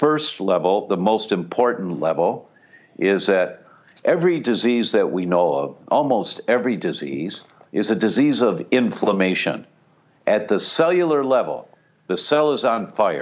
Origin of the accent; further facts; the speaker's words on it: Detroit, Michigan, United States; I grew up in Detroit